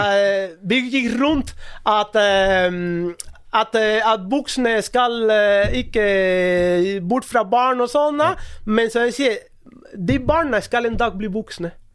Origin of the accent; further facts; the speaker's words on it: Cuba; Norwegian is a second language; moved away as an adult; now in Norway; jeg kommer fra Cuba